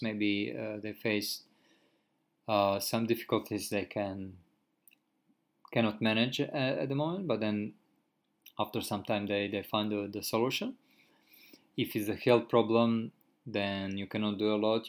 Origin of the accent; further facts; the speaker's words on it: Croatia; moved away as an adult; now in Japan; in my home country, I used to drive a car almost every day for a couple of hours, and I have never had any car accident. And when I came in Japan, like uh, because there is no contract between my country and which is Croatia and Japan